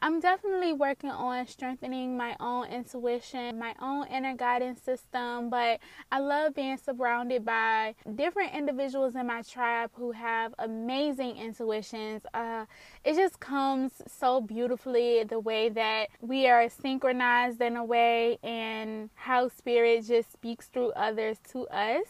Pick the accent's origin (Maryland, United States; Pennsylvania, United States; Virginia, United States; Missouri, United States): Virginia, United States; Richmond; that's my hometown where I was born, where I'm from, and that's currently where I'm living at this moment